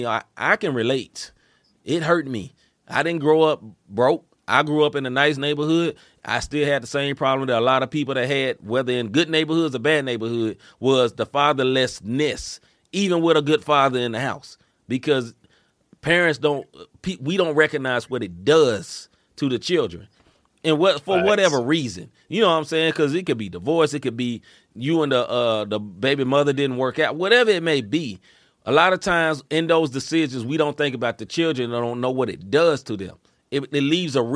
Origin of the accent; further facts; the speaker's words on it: Memphis, Tennessee, United States; moved away as an adult; now in St. Louis, United States; I grew up in Memphis, Tennessee. I moved to St. Louis 10 or 12 years ago.